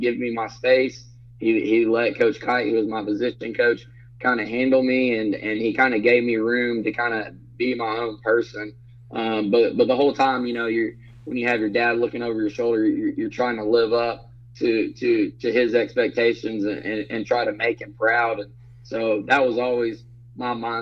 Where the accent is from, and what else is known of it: Brownwood, Texas, United States; born or raised there